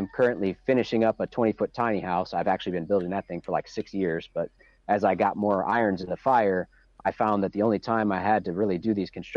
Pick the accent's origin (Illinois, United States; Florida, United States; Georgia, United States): Illinois, United States; Chicago; now in Michigan, United States; I grew up outside of Chicago in the suburbs